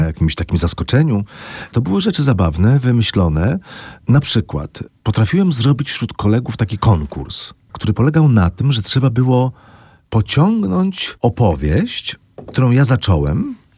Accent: Złotoryja, Lower Silesian Voivodeship, Poland; moved away; byłem w Złotoryi mojej

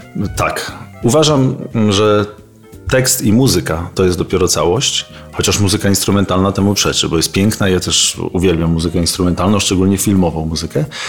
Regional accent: Bartoszyce, Warmian-Masurian Voivodeship, Poland; moved away; also born or lived in Olsztyn; z Olsztyna nie pochodzę, tylko pochodzę z Bartoszyc, ale mieszkałem w Olsztynie, byłem w szkole muzycznej, w internacie

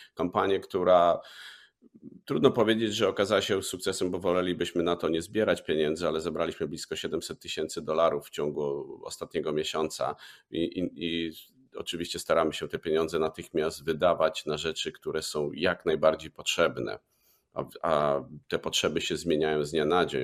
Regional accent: Lubaczów, Subcarpathian Voivodeship, Poland; z okolic Lubaczowa, mojego rodzinnego miasta

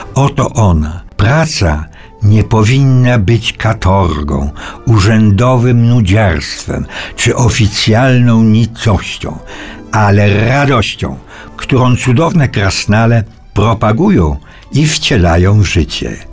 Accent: Cieszyn Silesia, Silesian Voivodeship, Poland; w moich stronach, to znaczy na Śląsku Cieszyńskim

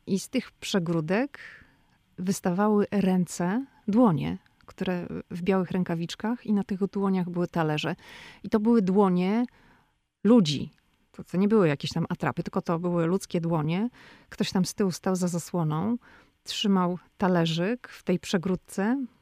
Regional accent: Poland; now in Washington, United States; jestem z Polski

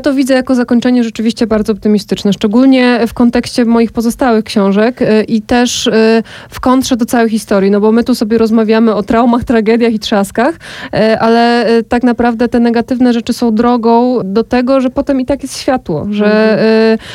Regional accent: Podkarpacie, Subcarpathian Voivodeship, Poland; now in Kraków, Poland; ja sama pochodzę ze wsi, bardzo małej wsi na Podkarpaciu

